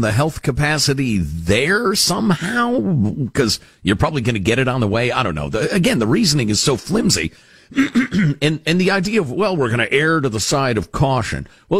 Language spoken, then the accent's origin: English; Michigan, United States; To which the answer in my home state of Michigan and many others throughout the country is, please, you scofflaws, try an approved activity instead